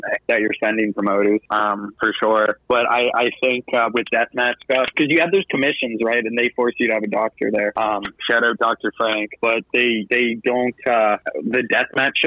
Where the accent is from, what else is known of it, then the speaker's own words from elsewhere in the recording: Canada; I'm from Canada